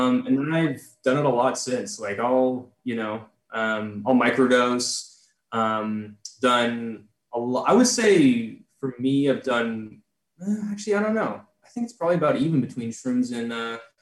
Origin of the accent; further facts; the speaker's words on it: San Jose, California, United States; I'm from San Jose, like around San Francisco